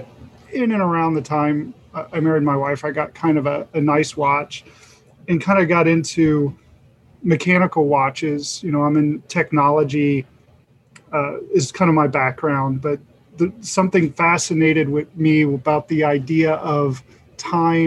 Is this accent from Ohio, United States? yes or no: yes; Cincinnati, Ohio, United States; I'm born and raised in Cincinnati.